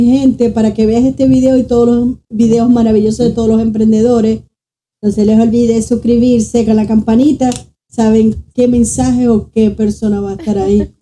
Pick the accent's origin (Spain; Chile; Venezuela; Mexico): Venezuela; Zulia; Somos maracuchas, porque me considero.